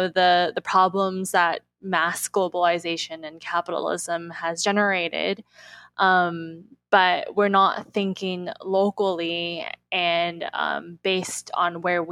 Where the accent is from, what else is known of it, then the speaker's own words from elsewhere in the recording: Los Angeles, California, United States; growing up in Los Angeles